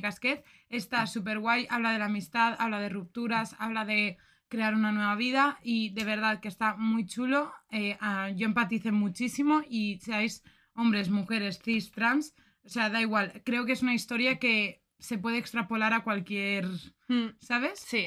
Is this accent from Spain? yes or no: yes; Valencian Community, Spain; accent: Valencian; ¡Qué valenciana me eh! Así hablo yo en mi pueblo